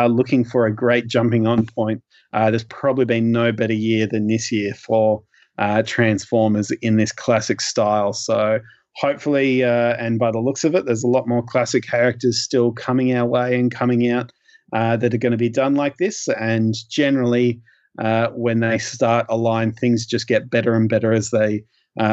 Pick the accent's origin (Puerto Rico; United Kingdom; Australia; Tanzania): Australia; as an Australian collector